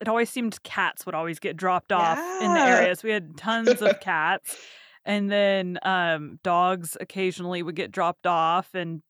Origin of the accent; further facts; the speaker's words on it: Texas, United States; I've been born and raised in Texas, so a mm-hmm. lot of my family have like Southern accents. I don't.